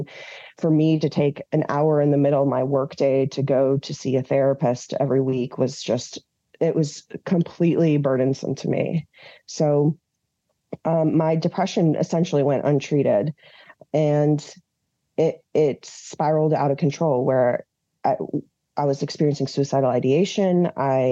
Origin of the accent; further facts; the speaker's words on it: Minnesota, United States; moved away as an adult; now in Washington, D.C., United States; I was born in D.C. to Iranian immigrants. I grew up in Minnesota and then came back to DC in 2004